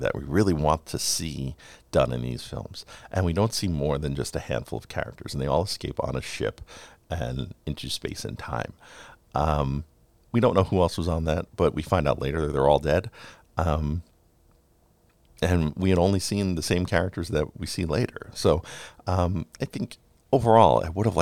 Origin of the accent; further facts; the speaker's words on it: New York City, New York, United States; 90s New York, where I grew up. I grew up in Queens, but just over the Queens-Brooklyn border.